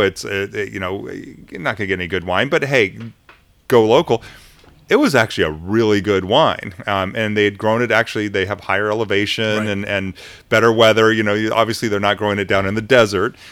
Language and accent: English; United States; we're Americans